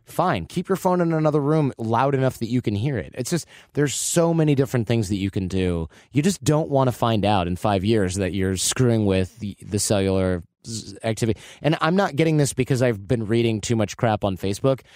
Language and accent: English; Michigan, United States; Growing up in Michigan